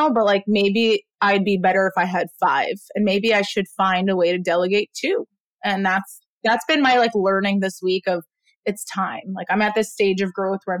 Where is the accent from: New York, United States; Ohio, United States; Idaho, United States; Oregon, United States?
New York, United States; New York City; also born or lived in Israel; I was born in Israel. I moved to Brooklyn when I was 3. Grew up in a really just like melting pot of culture, part of Brooklyn, South Brooklyn